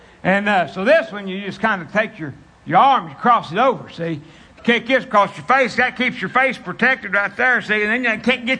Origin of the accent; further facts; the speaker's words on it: West Virginia, United States; West Virginia.